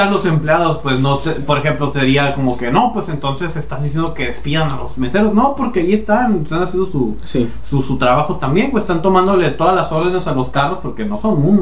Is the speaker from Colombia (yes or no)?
no; Mexico; está el, el, pinche, la variable, somos mexicanos.